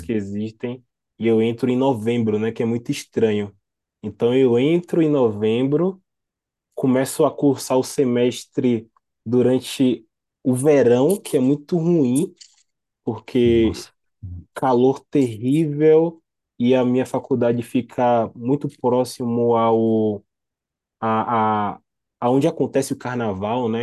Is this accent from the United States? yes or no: no; Salvador, Bahia, Brazil; sou natural de Salvador, Bahia, mas eu sempre falo que eu sou de Itapuã, porque é um bairro